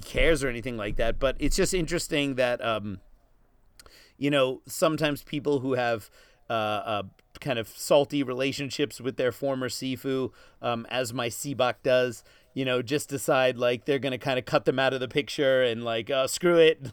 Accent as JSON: {"language": "English", "region": "East Coast", "country": "United States", "tie": "born or raised there", "also_born_or_lived": "Los Angeles, California", "said": "I was born in Los Angeles, but I grew up on the East Coast"}